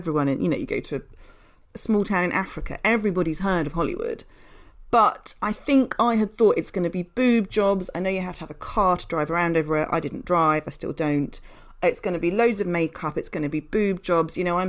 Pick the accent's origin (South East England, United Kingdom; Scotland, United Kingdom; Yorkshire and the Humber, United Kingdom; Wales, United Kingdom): Yorkshire and the Humber, United Kingdom; moved away as an adult; now in London, United Kingdom; So I grew up in Yorkshire in a fairly, you know, sort of normal British town, not particularly exciting. And then I moved to London to go to university and stuck around afterwards